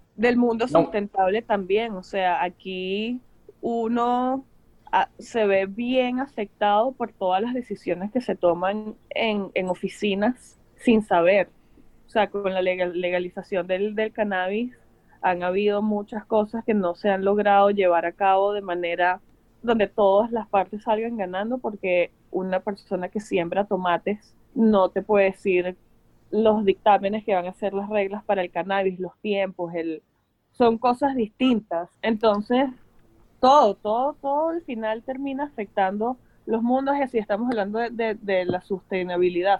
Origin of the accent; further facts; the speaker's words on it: Caracas, Capital District, Venezuela; also born or lived in Los Angeles / Miami; now in United States; nosotros venimos de una ciudad donde se bate el cobre